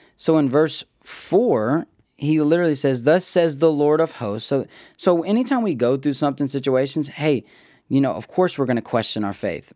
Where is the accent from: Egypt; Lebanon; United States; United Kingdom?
United States; we as American thinkers